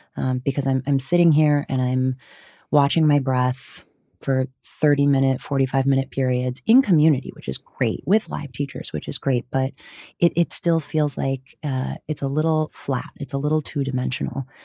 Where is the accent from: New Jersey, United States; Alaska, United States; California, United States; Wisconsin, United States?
Wisconsin, United States; grew up in Wisconsin, uh, you'll hear the hard vowels